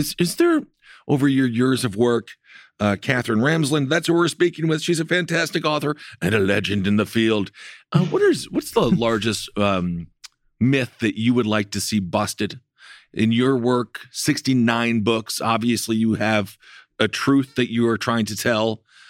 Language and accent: English; Wisconsin, United States; My, that's my home state.